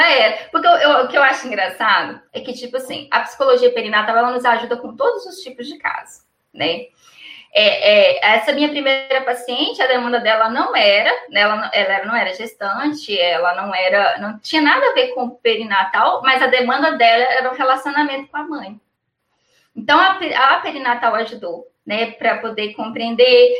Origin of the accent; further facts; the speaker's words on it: Ipatinga, Minas Gerais, Brazil; Eu sou de Patinga em Minas Gerais